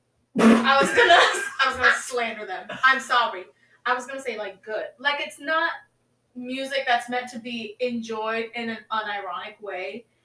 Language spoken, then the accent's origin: English; Tampa, Florida, United States; Like, I'm from Tampa.